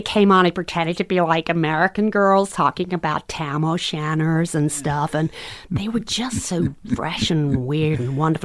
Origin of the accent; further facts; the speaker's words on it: green belt around London, South East England, United Kingdom; moved away; also born or lived in United States; I grew up just outside in in the countryside, really, the green belt area around London